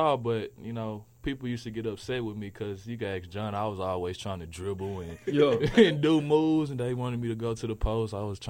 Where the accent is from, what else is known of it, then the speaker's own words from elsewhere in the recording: Missouri City, Texas, United States; I'm from the H, bro. I'm from Mo City.